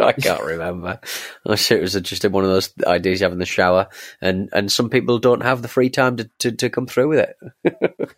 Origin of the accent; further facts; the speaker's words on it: England, United Kingdom; I'm, I'm English